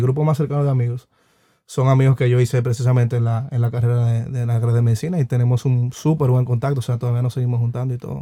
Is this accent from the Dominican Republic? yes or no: yes; Dominican Republic; uno como dominicano